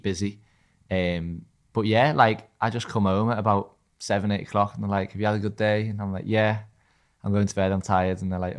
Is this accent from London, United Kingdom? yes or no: no; Liverpool, North West England, United Kingdom; growing up in Liverpool